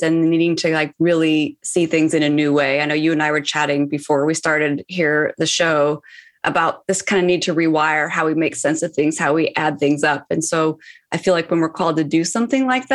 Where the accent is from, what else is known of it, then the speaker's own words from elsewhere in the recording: Seattle, Washington, United States; now in Los Angeles, United States; I'm currently in Los Angeles, but I'm from Seattle. So Seattle is my hometown, but hanging out here